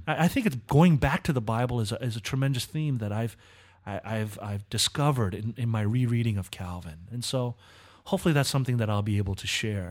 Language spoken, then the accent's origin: English; Southern California, United States; I was born in Southern California